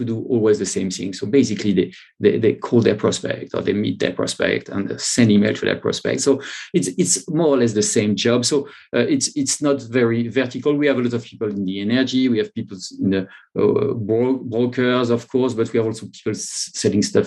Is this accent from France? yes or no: yes; France; accent: French; English is a second language; now in London, United Kingdom; I'm not in France. I live in London, but yes, but from my accent, you can see that I'm French